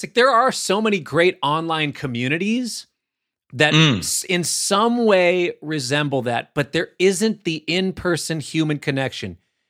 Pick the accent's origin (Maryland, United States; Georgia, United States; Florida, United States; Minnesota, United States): Minnesota, United States; Minneapolis; I feel like so much of my thing is because I'm from Minneapolis and the people that I grew up around and the way that we were taught, the way that we feel time.